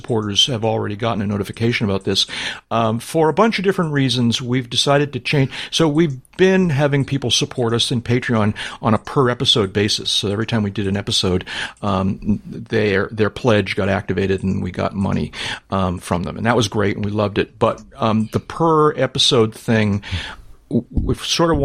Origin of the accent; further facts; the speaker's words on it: New England, United States; I'm from New England.